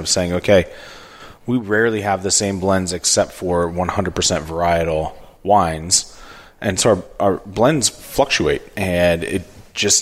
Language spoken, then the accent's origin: English; Fairfield, Iowa, United States; moved away; I grew up in Fairfield, Iowa